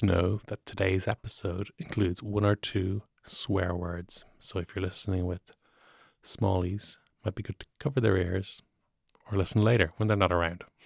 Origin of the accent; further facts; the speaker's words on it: Dublin, Leinster, Ireland; I'm from Ath Farnham